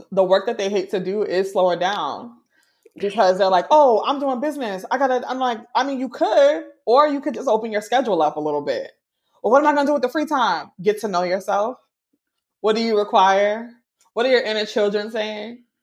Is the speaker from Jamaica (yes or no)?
yes; Jamaica; I'm Jamaican